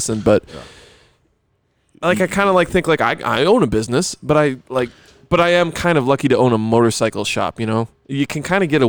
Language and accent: English; Buffalo, New York, United States; accent: New Yorker; moved away; I was driving a car to my brother in North Carolina with my buddies from Buffalo.